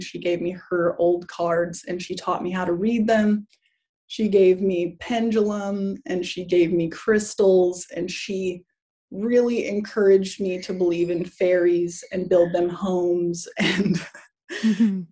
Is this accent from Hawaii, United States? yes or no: yes; Kauai, Hawaii, United States; I grew up in Hawaii. I grew up in Kauai, um, in K Town. That was where I mostly lived when I was a kid.